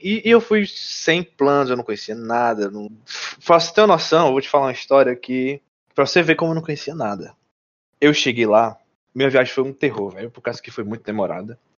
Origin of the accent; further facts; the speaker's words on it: Brazil; moved away as an adult; also born or lived in Mount Vernon, New York, United States; E eu, como brasileiro